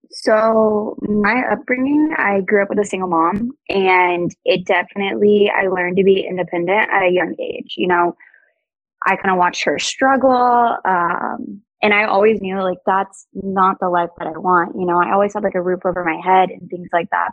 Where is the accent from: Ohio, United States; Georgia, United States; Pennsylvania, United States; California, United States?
Georgia, United States; moved away as an adult; now in South Florida, United States; growing up in Georgia, I hadn't experienced anything outside of Georgia